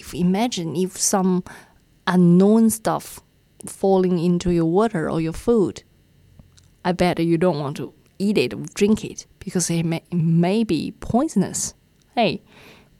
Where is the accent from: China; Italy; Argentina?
China; now in New Zealand; in China, especially, I think in my hometown, my dad is a lover of the big red ones